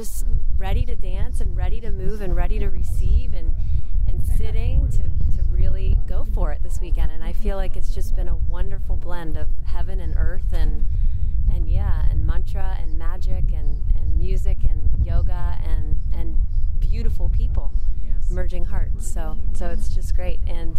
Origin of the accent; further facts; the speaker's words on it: Cincinnati, Ohio, United States; I'm from Cincinnati, where I was born and raised.